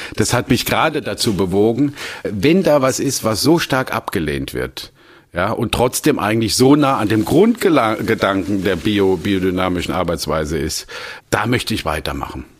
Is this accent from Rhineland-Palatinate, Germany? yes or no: yes; Landau, Rhineland-Palatinate, Germany; ich komme aus Landau, das ist die größte weinbautreibende Gemeinde